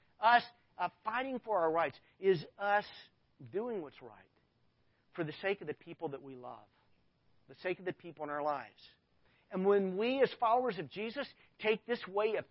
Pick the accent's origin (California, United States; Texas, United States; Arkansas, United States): Arkansas, United States; I grew up in Arkansas